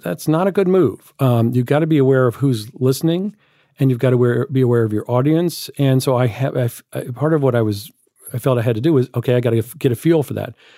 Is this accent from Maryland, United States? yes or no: no; Alabama, United States; moved away; growing up in Alabama